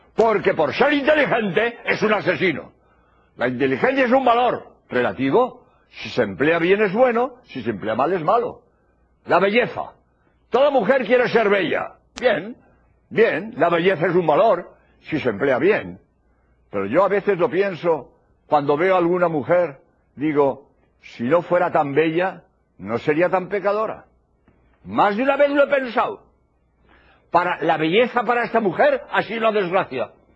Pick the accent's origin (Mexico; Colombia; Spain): Spain; soy jesuita español